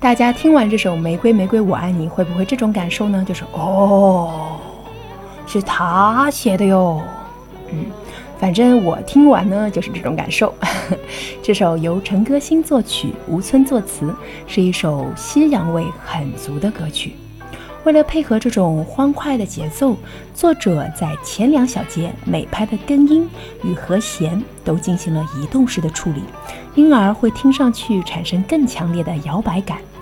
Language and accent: Chinese; Shanghai, China; 我呢是出生和成长在上海的本地人，也就是阿拉斯上海乡下人儿。